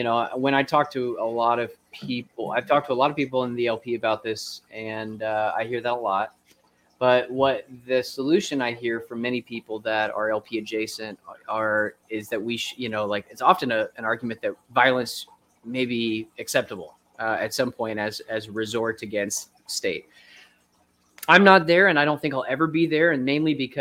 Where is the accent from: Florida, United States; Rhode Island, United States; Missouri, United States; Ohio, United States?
Florida, United States; now in Tennessee, United States; I'm growing up in Florida, I didn't get seasons at all